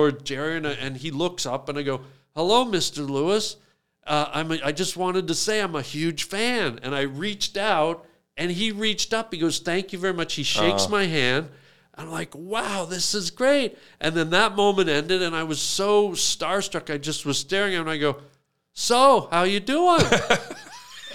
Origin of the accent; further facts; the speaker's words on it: Canada; we're from Canada